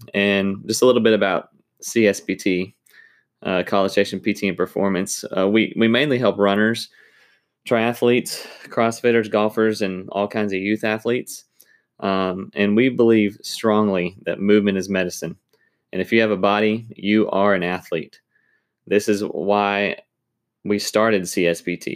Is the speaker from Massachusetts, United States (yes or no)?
no; Arlington, Texas, United States; moved away; also born or lived in Mississippi; I grew up in Arlington, Texas, playing sports